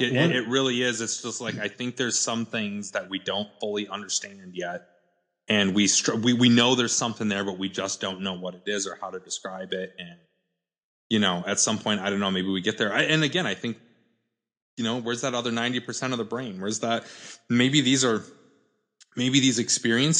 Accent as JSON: {"language": "English", "region": "South Dakota", "country": "United States", "tie": "born or raised there", "moved": "yes", "said": "So I showed back up in here on South Dakota, my hometown"}